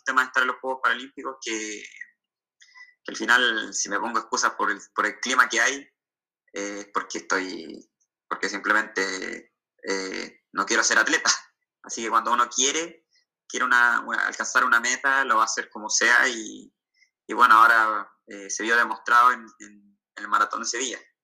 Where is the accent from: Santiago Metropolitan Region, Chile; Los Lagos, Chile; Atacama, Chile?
Santiago Metropolitan Region, Chile; Santiago; now in southern Chile, Chile; actualmente yo estoy viviendo en el sur de Chile, yo soy de Santiago, del centro